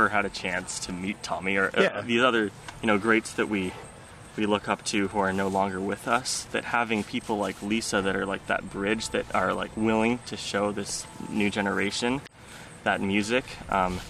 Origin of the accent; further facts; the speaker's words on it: Olympia, Washington, United States; growing up in Olympia